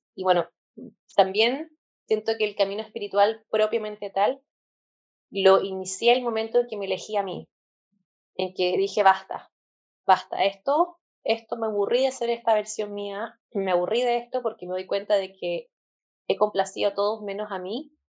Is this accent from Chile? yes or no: yes; Chile; yo soy de Chile, tengo 29 años.